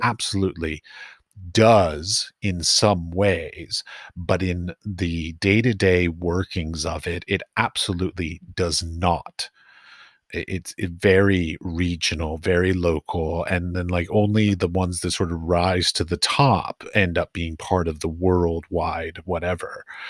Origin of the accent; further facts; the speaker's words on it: East Coast, United States; moved away as an adult; also born or lived in Iowa / San Francisco / Middle East; now in Europe; I grew up, I grew up on the East Coast